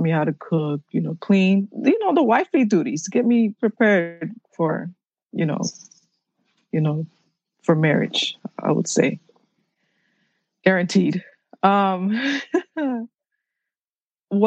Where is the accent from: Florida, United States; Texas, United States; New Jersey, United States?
Florida, United States; Miami; first language Haitian Creole; English is a second language; I was conceived in Haiti, but I was born in Miami. So my mom traveled in the boat while she was pregnant with me. And my first language was Creole